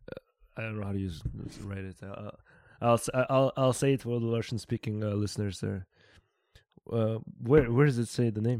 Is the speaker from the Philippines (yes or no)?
no; Barcelona, Catalonia, Spain; I'm from Barcelona